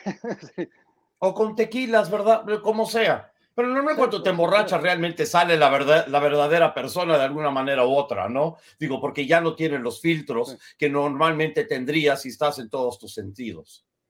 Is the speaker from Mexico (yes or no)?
no; United States; yo tengo apariencia blanca, soy estadounidense, pero soy judío